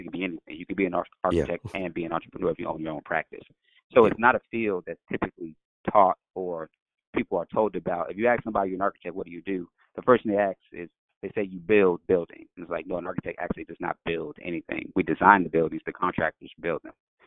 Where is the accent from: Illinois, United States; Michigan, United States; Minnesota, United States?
Illinois, United States; Chicago; I'm from Chicago, the west side of Chicago